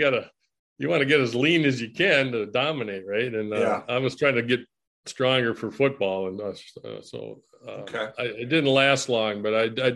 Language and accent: English; Bloomington, Minnesota, United States; I was born in Minneapolis, and my dad started a family over in East Bloomington, and, okay. I kind of grew up there in my grade school. Then we moved over to West Bloomington, and which was supposedly a better side of town.